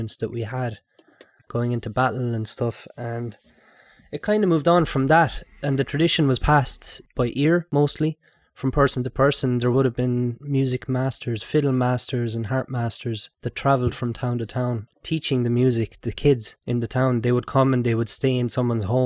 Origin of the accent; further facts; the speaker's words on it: County Clare, Ireland; I'm from County Clare as well